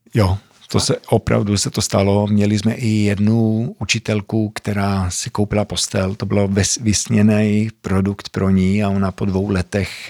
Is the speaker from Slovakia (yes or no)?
no; Sweden; accent: Zlín; moved away as an adult; also born or lived in Zlín, Czech Republic; 25 let ve Švédsku, vyrůstal jsem vlastně od pěti let, takže i proto moje čeština je takováhle směšná